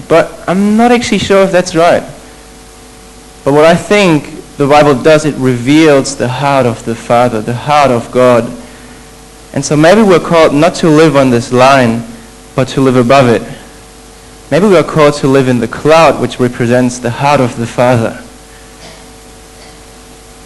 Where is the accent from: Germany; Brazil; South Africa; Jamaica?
Germany; moved away as an adult; I'm from Germany. However, interesting fact, I'm actually not German. I wouldn't consider myself as German. My parents are from Poland